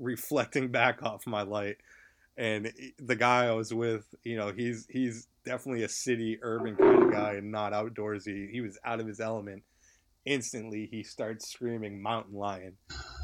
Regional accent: New England, United States; moved away; I'm from New England originally

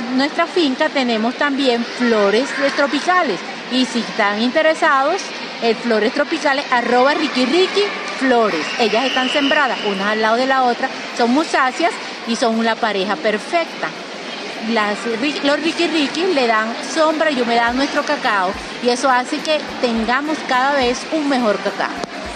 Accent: Venezuela; nosotros como venezolanos, productores del mejor cacao del mundo

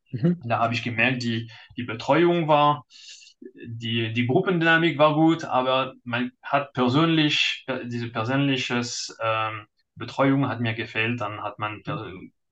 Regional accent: France; German is a second language; now in Munich, Germany; bin Franzose, äh, heute neun, also jetzt 39, äh, verheiratet mit einem Kind und ja, in Deutschland seit ewig.

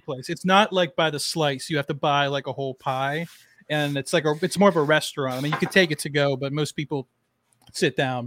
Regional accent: Pittsburgh, Pennsylvania, United States; moved away; I'm from Pittsburgh, Pittsburgh originally.

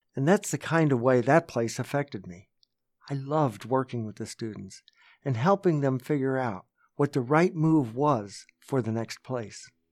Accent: Barre, Vermont, United States; when I was growing up in Barrie

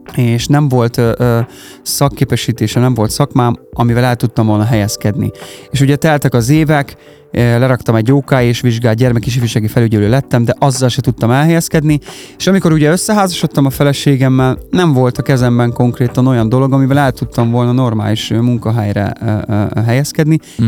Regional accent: Karancslapujtő, Nógrád, Hungary; moved away as an adult; also born or lived in Budapest; now in Salgótarján, Hungary; Karancslapújtón nőttem fel, tehát mi mm-hmm. ott mhm. laktunk, ott nőttem fel

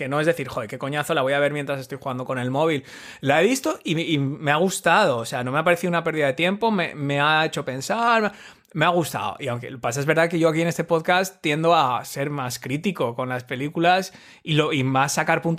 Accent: Asturias, Spain; Claro, somos asturianos.

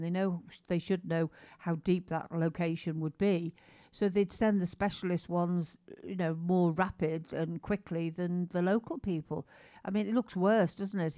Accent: England, United Kingdom; we're English

